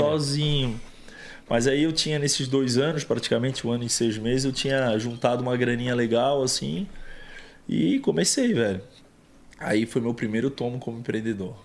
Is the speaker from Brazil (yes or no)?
yes; Florianópolis, Santa Catarina, Brazil; Primeiro que eu vim de um bairro de classe média baixa, da grande Florianópolis, chamado bairro que eu me criei, Barra Ipiranga. É, me criei lá a vida inteira